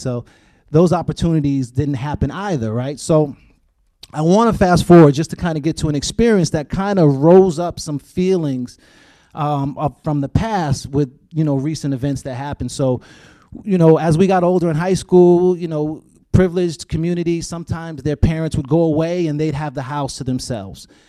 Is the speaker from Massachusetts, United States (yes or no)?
yes; Boston, Massachusetts, United States; growing up in Boston, uh, Massachusetts